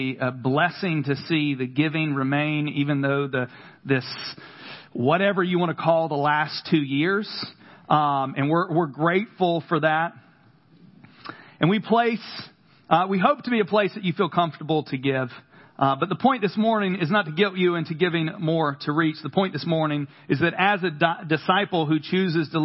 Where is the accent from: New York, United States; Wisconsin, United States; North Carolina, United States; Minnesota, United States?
North Carolina, United States; Carthage; accent: country; Every now and again, my country accent comes out. From Carthage, North Carolina